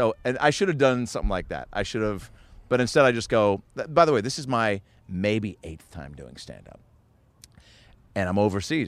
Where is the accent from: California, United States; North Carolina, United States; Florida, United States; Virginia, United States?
California, United States; Los Angeles; I'm a comedian from Los Angeles. I'm in town for a couple weeks.